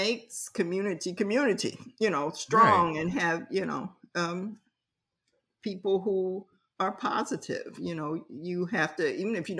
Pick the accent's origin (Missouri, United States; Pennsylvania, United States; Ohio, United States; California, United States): Ohio, United States; Columbus; now in Philadelphia, United States; I came from Columbus, Ohio